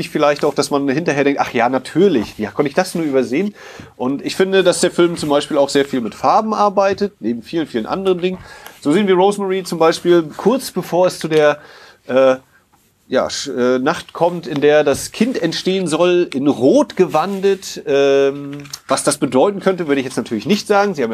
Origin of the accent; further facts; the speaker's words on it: Poland; born there; Ich komme ja auch aus Europa als äh, polnisch geborener